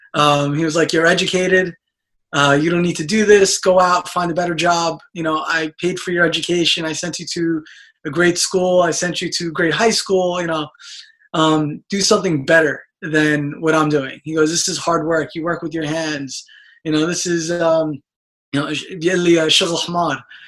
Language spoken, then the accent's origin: English; New York City, New York, United States; growing up in Brooklyn pretty much all my life to immigrant parents